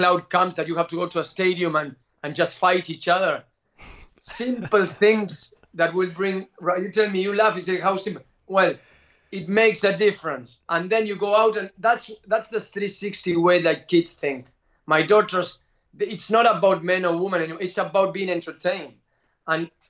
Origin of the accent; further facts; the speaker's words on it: Argentina; I'm from Argentina